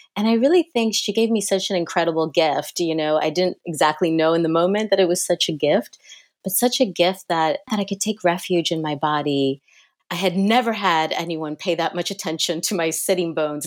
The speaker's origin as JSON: {"language": "English", "region": "New Jersey", "country": "United States", "tie": "born or raised there", "said": "I grew up right outside New York City in Jersey."}